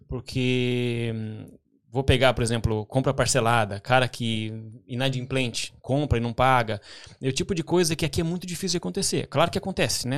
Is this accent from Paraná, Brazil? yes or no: yes; Pinhais, Paraná, Brazil; also born or lived in Curitiba; now in London, United Kingdom; eu nasci em Curitiba, né? Nasci no hospital em Curitiba, mas a minha família, né, a gente morou sempre em Pinhais